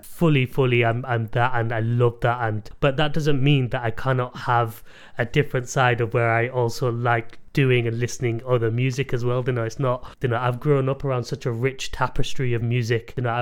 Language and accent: English; England, United Kingdom; I wasn't born in India, I was born here